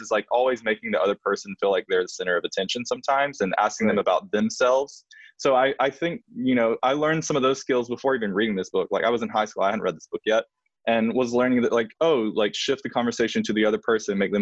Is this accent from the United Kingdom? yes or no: no; Alabama, United States; born or raised there; moved away; also born or lived in New York